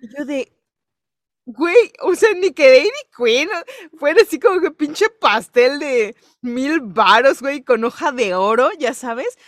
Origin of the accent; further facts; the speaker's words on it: Yucatán, Mexico; Voy a empezar a fingir un acento, güey, para que piensen que no soy yucateca